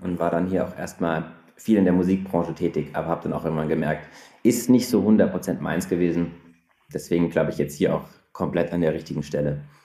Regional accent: Frankfurt, Hesse, Germany; moved away as an adult; also born or lived in Munich; now in Berlin, Germany; ich bin gebürtiger Frankfurter und bin dann zum Studieren letztlich nach München gefahren

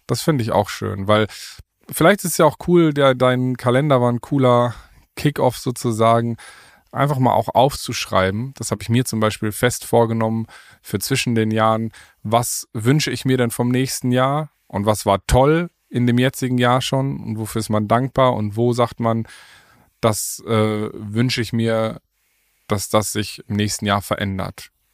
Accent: Paderborn, North Rhine-Westphalia, Germany; moved away as an adult; also born or lived in Berlin; hier, jetzt in, in, in Paderborn, in meiner Heimat, wo ich jetzt wieder lebe

